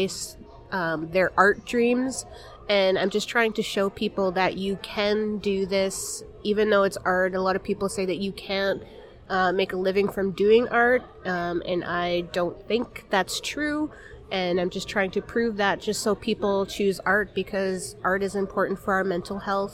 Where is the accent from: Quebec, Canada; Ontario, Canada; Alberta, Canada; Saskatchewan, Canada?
Saskatchewan, Canada; Beardy's and Okemasis Cree Nation; I am from Beardies and Okamasas Cree Nation